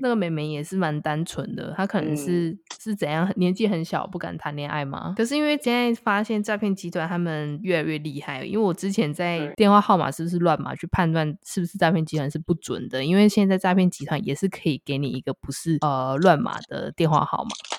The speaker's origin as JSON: {"language": "Chinese", "region": "Tainan", "country": "Taiwan", "said": "我是来自台南，然后我们以前的前市长呢就是赖清德"}